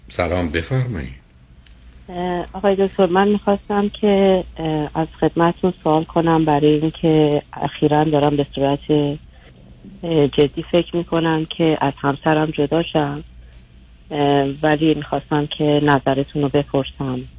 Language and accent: Persian; Iran; moved away as an adult; now in United States; من از همین امریکا تماس میگیرم و با همدیگه از ایران مهاجرت کردیم به امریکا